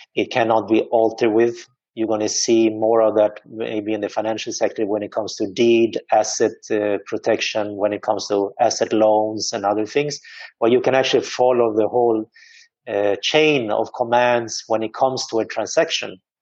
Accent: Sweden; now in Dubai, United Arab Emirates; I am originally from Sweden.

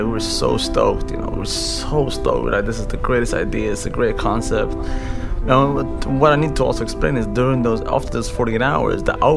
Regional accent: Sweden; moved away as an adult; also born or lived in Eritrea / Saudi Arabia / France / Germany; now in London, United Kingdom; I am originally from Eritrea. Born in Saudi Arabia, moved to France when I was 4, moved to Germany 6 months later. I lived in Germany for 2 years and then I came to Sweden eventually when I was 7. That's where I grew up.

